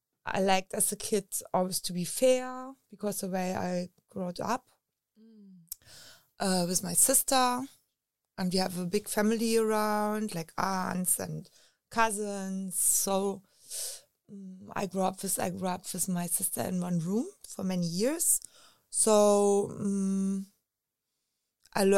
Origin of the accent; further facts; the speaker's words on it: Berlin, Germany; English is a second language; I grew up in Berlin with wars around it